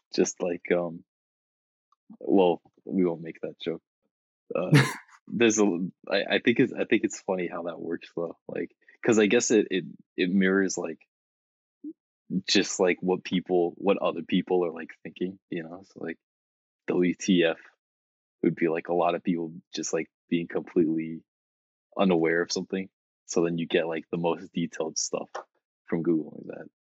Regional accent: Iowa, United States; moved away; my family's from Iowa

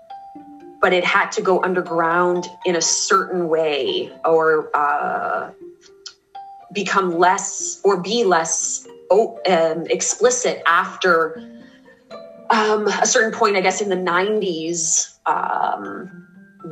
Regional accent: Canada; I say this as a Canadian

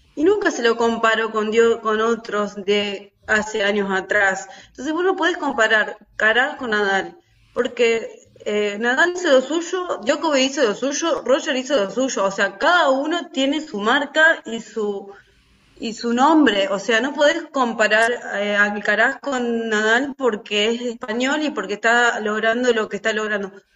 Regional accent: Argentina

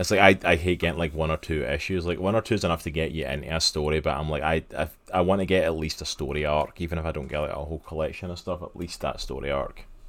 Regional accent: Scotland, United Kingdom; I grew up in Scotland

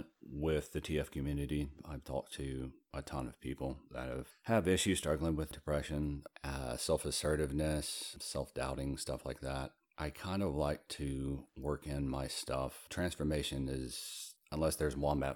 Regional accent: Southeast, United States; I'm from the Southeast.

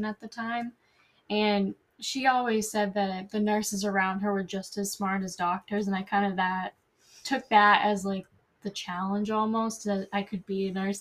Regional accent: Brockton, Massachusetts, United States; I'm from Brockton

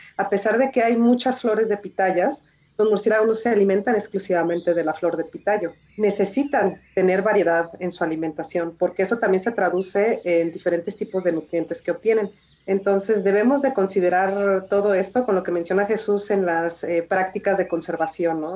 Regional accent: Jalisco, Mexico; yo soy jalisciense

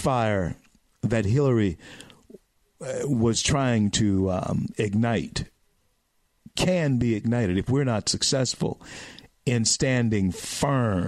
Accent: Louisiana, United States; That's my home state

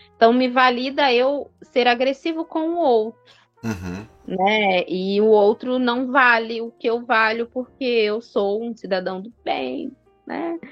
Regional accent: Northeast Region, Brazil; sou nordestina

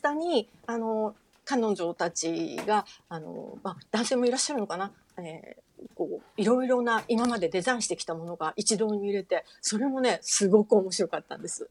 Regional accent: Fukuoka, Japan; moved away; 福岡の生まれ

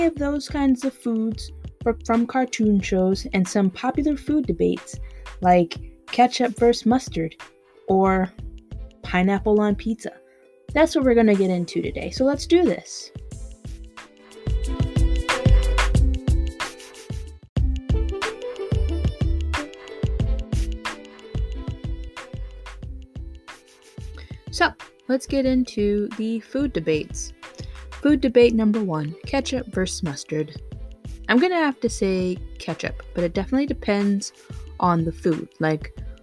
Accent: New York, United States; being a New Yorker

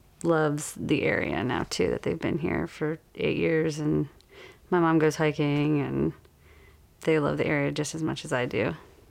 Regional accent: Detroit, Michigan, United States; moved away as an adult; now in Brevard, United States; I'm from the Detroit area originally.

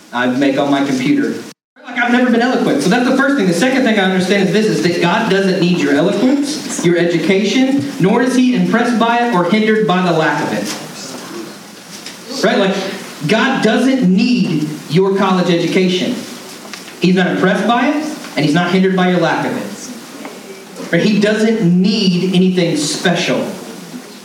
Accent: Canton, Georgia, United States; I grew up in North Georgia and in a redneck town

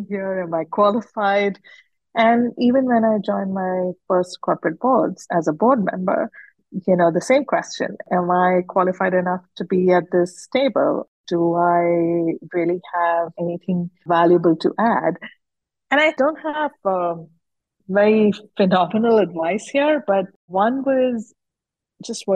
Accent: Udaipur, Rajasthan, India; I grew up in Udaipur, which is a small town in Rajasthan.

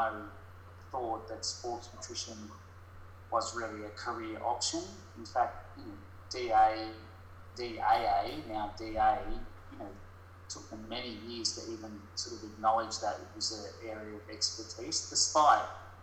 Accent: Gold Coast, Queensland, Australia; also born or lived in Brisbane; I was raised on the Gold Coast in Burleigh

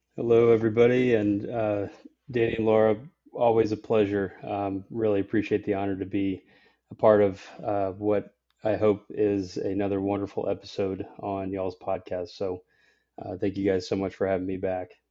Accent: Nashville, Tennessee, United States; I'm from Nashville, Tennessee, uh, where I'm, you know, speaking with you guys from, uh, today, uh, born and raised here

